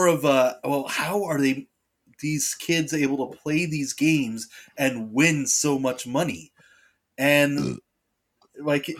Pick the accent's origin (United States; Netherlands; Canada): Canada; we're Canadian